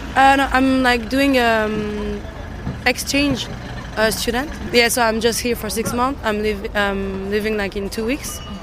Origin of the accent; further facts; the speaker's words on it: Geneva, Switzerland; English is a second language; moved away as an adult; now in Brussels, Belgium; we're from Switzerland, from Geneva